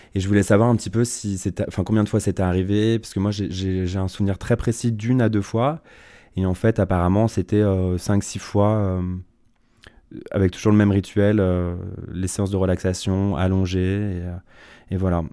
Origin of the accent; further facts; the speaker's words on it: Tassin-la-Demi-Lune, Auvergne-Rhône-Alpes, France; je suis né à Tassin la demi-lune, dans la province euh, de Lyon. Euh, j'ai grandi dans une famille aimante